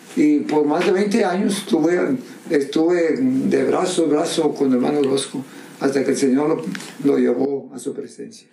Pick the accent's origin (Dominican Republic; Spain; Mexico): Mexico; Monterrey, Nuevo León; moved away as an adult; also born or lived in Texas; yo soy de Monterrey